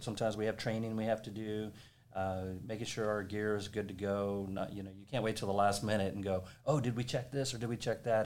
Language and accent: English; Corpus Christi, Texas, United States; also born or lived in Colorado; moved back to Texas, my hometown of Corpus Christi